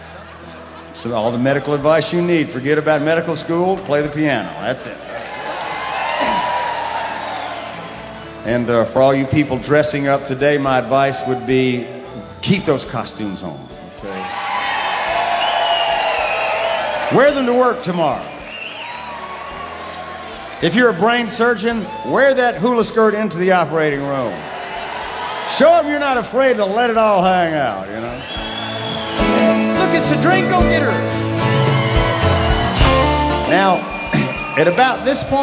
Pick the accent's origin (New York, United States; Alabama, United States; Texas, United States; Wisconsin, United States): Alabama, United States; Mobile; moved away; where I grew up in Mobile, Alabama